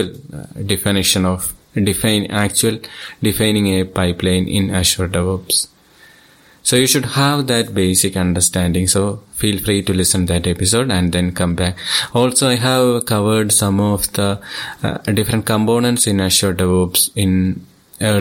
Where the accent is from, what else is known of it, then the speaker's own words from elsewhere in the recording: Thiruvananthapuram, Kerala, India; I am from Thiruvananthapuram, Kerala state